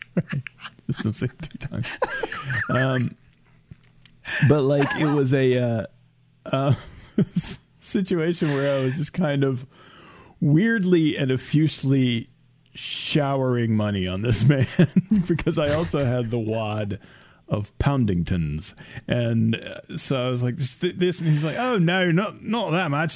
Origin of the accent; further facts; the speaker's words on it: United States; I was American